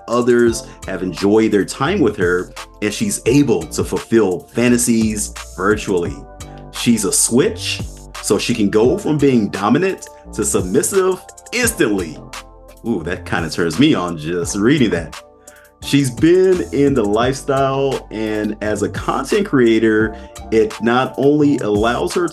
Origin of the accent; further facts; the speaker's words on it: Omaha, Nebraska, United States; moved away as an adult; now in Las Vegas, United States; I grew up in Omaha, Nebraska.